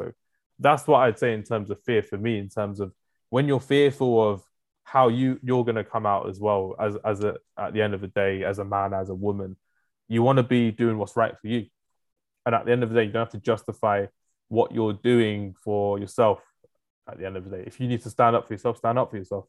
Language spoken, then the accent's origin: English; London, United Kingdom; me growing up in London